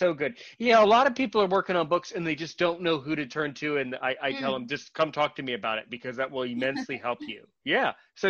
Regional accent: United States; I'm American.

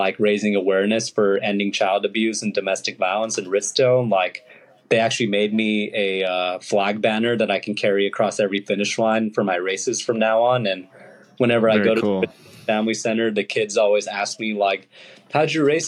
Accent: Los Angeles, California, United States; My parents are immigrants from India, and also was like born and raised in the Los Angeles area.

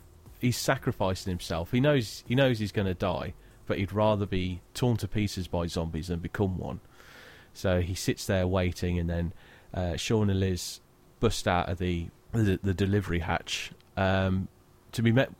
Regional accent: United Kingdom

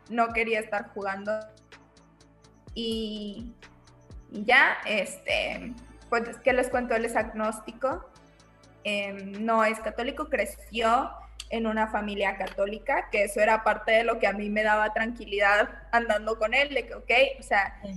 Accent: Monterrey, Nuevo León, Mexico; soy regia, soy pedagoga.

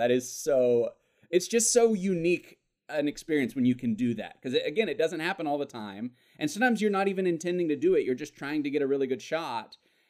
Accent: Birmingham, Alabama, United States; moved away; I'm actually originally from Alabama.

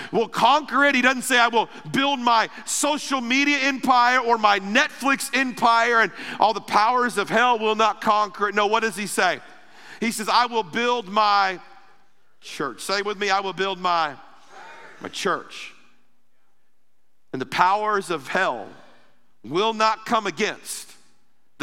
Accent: Ruskin, Florida, United States; I grew up in Florida. Most of my life was in Florida.

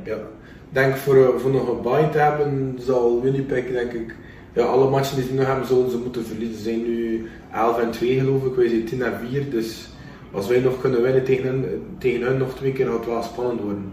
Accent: Belgium; moved away; dat ik van België ben

